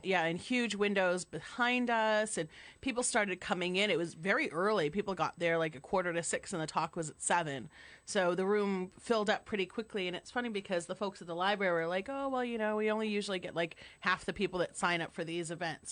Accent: Massachusetts, United States; I'm from Massachusetts

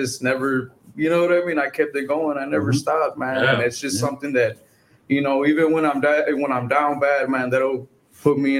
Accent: La Feria, Texas, United States; I'm from La Feria originally

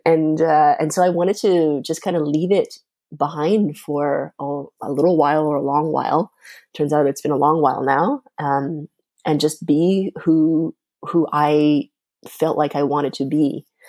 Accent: Canada; first language Mandarin; English is a second language; also born or lived in China; now in Montreal, Canada; when I had just first arrived in Canada

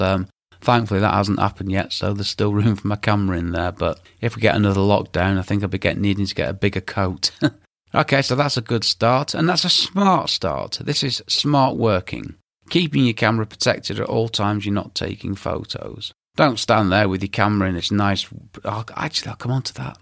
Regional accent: England, United Kingdom; being English and living in England

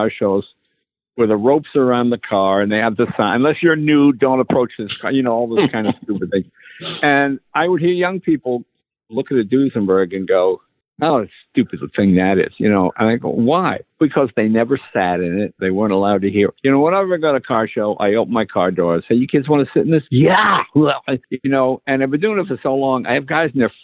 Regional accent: East Coast, United States; moved away; I'm from the East Coast

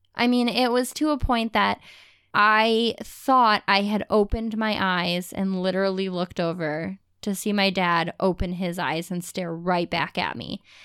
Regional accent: Ohio, United States; we've lived in Ohio, we grew up in Ohio

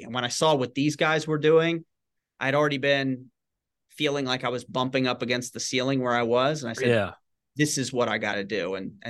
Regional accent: Shreveport, Louisiana, United States; Growing up, I grew up in Northwest Louisiana in Shreveport and was always involved with writing and journalism and creative writing.

